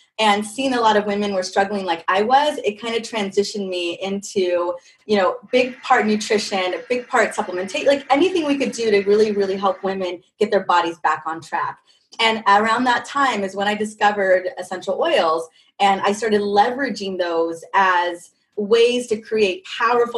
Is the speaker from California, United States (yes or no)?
yes; California, United States; I grew up in California, all over California